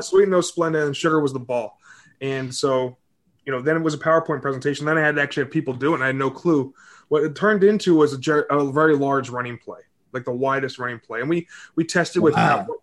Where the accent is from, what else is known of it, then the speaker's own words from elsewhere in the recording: Southlake, Texas, United States; also born or lived in Greenwich, Connecticut; I was born in Connecticut. Um, my dad had a tire shop out in uh, Greenwich, and then we moved to Texas when I was seven